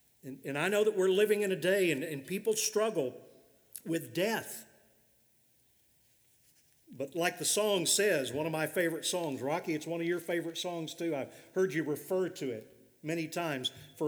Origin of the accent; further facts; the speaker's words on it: Victoria, Australia; A recent decision in my home state of Victoria in Australia seeks to overturn this work of God's grace.